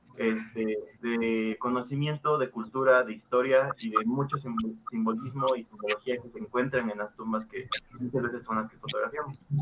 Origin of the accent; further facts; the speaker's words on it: Guerrero, Mexico; now in Puebla, Mexico; del estado de Guerrero, que es de donde soy originario